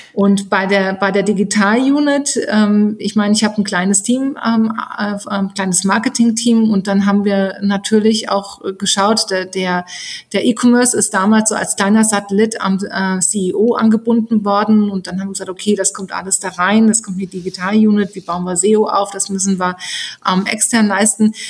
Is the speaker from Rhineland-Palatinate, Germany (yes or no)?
yes; Rhineland-Palatinate, Germany; bin auf dem Land groß geworden in Rheinland-Pfalz